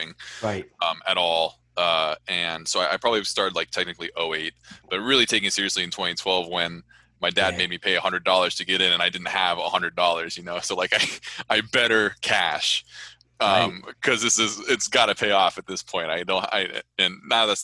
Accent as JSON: {"language": "English", "area": "Orange County", "region": "California", "country": "United States", "tie": "born or raised there", "said": "I grew up in Orange County, like a stone's throw from Anaheim Stadium"}